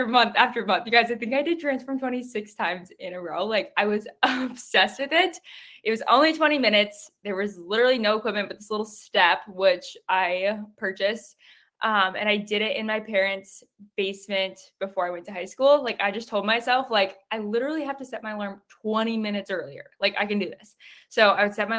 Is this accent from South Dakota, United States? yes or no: yes; South Dakota, United States; I live in South Dakota. I've lived here my whole life.